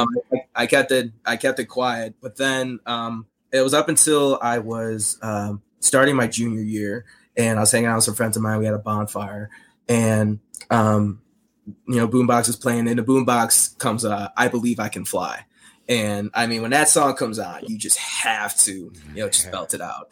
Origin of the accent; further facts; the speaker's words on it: Chicago, Illinois, United States; growing up in Chicago